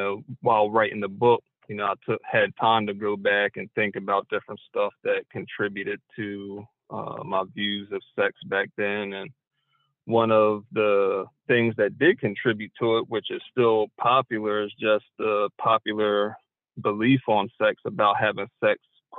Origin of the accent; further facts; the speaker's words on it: Dover, Delaware, United States; Dover, Delaware.